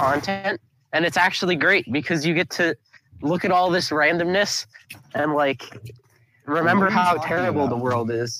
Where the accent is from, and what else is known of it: United States